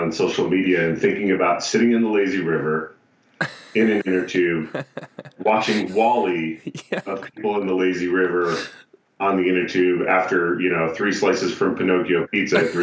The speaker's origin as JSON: {"language": "English", "region": "North Dakota", "country": "United States", "said": "I'm from North Dakota and the weather is like Hoth most of the year."}